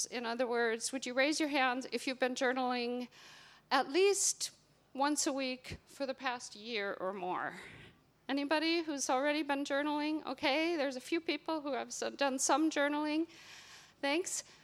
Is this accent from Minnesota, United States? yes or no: yes; Minnesota, United States; moved away as an adult; now in Northern Ireland, United Kingdom; given that I have been in Northern Ireland for almost 30 years. I moved here from Minnesota.